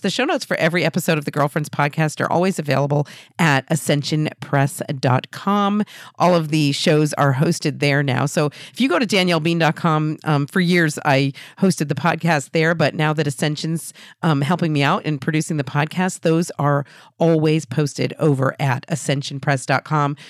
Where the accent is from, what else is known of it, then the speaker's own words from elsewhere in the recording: New Hampshire, United States; Exeter, New Hampshire, right here in my home state